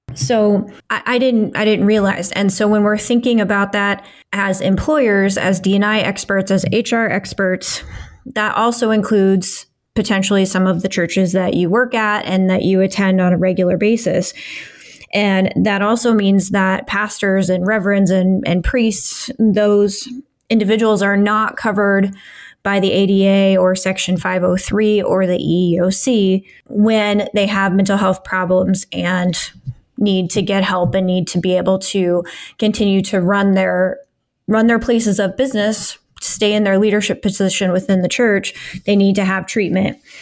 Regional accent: Midwest, United States; born or raised there

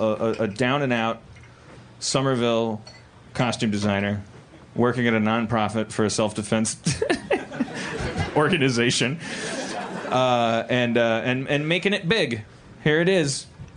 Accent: Los Angeles, California, United States; We're from Los Angeles. We have, like, showbiz shorthand.

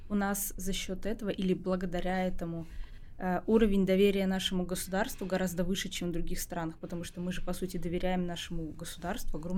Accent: Estonia; born or raised there

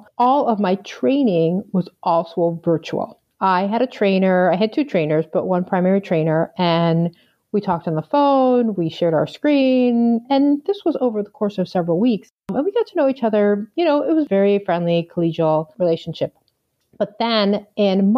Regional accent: Long Island, New York, United States; also born or lived in Galveston, Texas; now in Chicago, United States; I grew up on Long Island

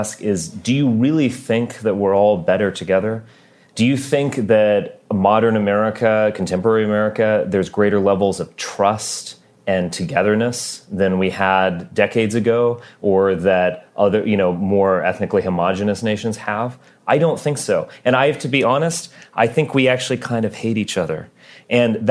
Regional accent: Texas, United States; also born or lived in Massachusetts; I was born in Massachusetts. I grew up in Texas.

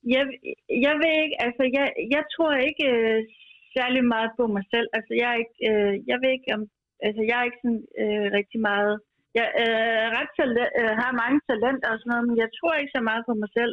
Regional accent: Skive, Central Denmark Region, Denmark; now in Copenhagen, Denmark; jeg er fra Skive, men bor i København

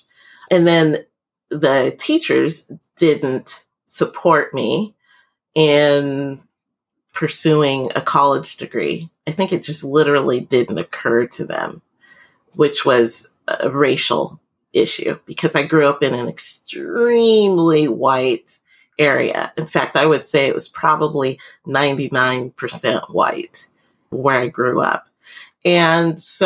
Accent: Vancouver, Washington, United States; moved away as an adult; also born or lived in Anchorage, Alaska / Mobile, Alabama / United Kingdom; I grew up in Vancouver, Washington, which is really close to Portland, Oregon.

